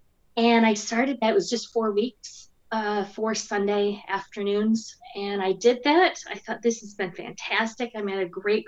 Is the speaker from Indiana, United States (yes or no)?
yes; Indiana, United States; moved away as an adult; now in London, United Kingdom; I'm from Indiana. I'm a Hoosier